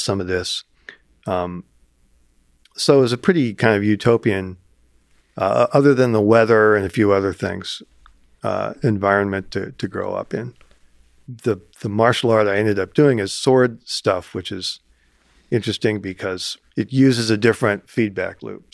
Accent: Ames, Iowa, United States; growing up in Ames

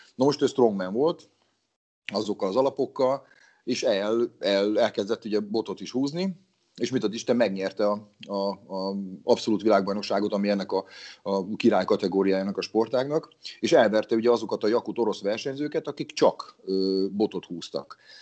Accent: Battonya, Békés, Hungary; now in Szeged, Hungary; amatőr szinten fociztam egy kisvárosban, honnan származok Batonyáról

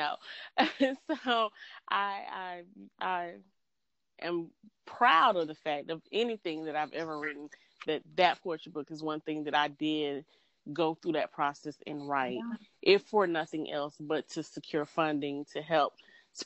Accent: Georgia, United States; I'm from Georgia

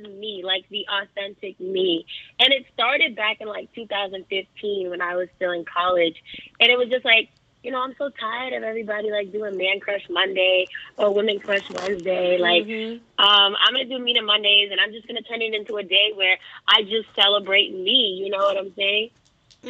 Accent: Boston, Massachusetts, United States; I grew up in Miss Andrea's dance school, the Roxbury Center for the Performing Arts

